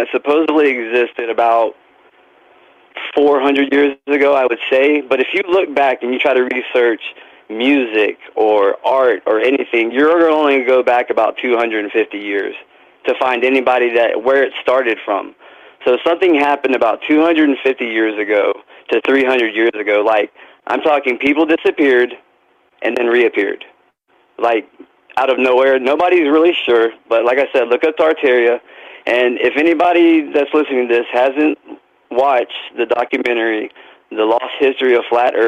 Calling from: Florida, United States; calling from Florida

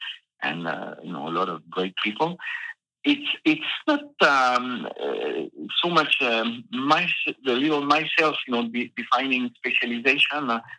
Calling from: Massif Central, France; it's just the massive central, you know, these old mountains in the center of France.

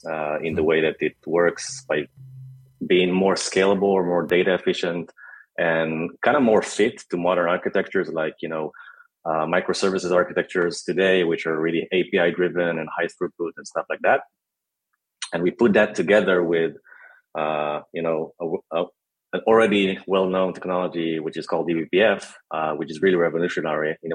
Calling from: Tel Aviv, Tel Aviv District, Israel; I'm actually joining you from hot yet beautiful Tel Aviv in Israel.

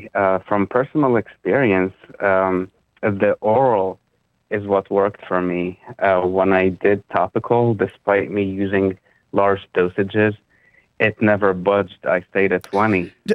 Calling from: Philadelphia, Pennsylvania, United States; I'm calling from Philadelphia.

